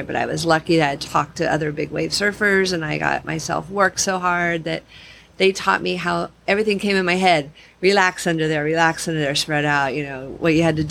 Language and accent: English; Torrance, California, United States; now in Hawaii, United States; I grew up in Southern California in Torrance near Redondo Beach